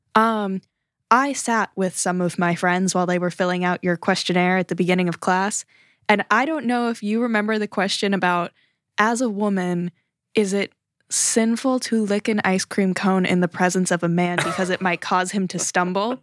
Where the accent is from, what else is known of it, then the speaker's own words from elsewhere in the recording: United States; as an American